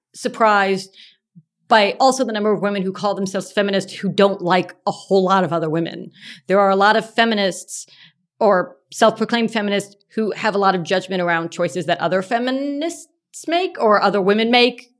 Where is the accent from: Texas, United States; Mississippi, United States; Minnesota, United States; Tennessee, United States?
Texas, United States; I do remember being a young girl growing up in Texas